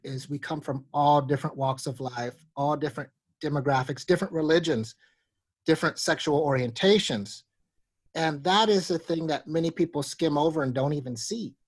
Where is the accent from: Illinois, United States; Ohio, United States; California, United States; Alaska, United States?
Alaska, United States; I grew up in Alaska